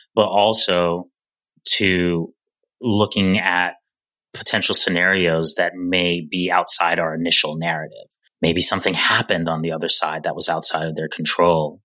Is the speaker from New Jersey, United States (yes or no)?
no; New York City, New York, United States; as a New Yorker